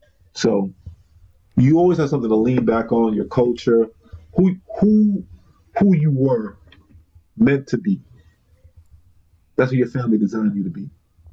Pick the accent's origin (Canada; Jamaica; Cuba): Jamaica; Your pride comes from somewhere. Our pride comes from being Jamaican.